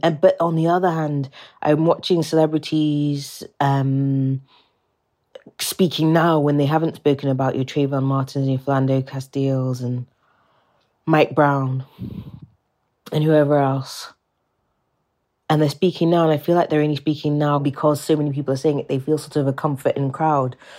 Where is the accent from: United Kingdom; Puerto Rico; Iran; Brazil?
United Kingdom; England; accent: British; you can probably tell by my accent that I'm British